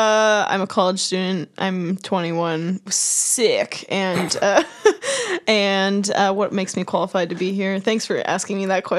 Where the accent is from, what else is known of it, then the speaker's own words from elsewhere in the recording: Wisconsin, United States; I was born and raised in California, Wisconsin. live in Wisconsin.